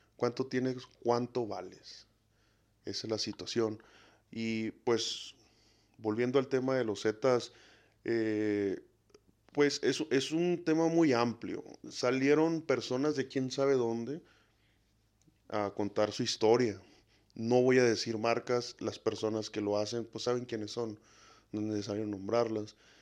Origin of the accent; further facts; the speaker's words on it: Mexico; no soy un mexicano modelo